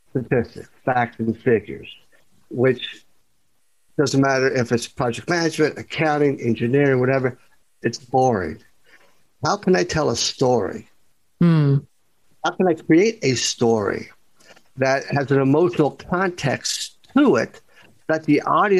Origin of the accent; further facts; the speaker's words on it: Kentucky, United States; I'm from Kentucky